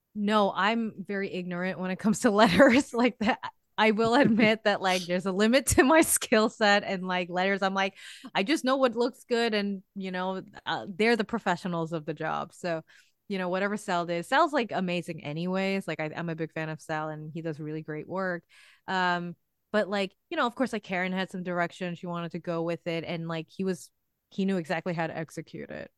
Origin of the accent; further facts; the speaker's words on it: New York, United States; I grew up in New York. I've lived here all my life.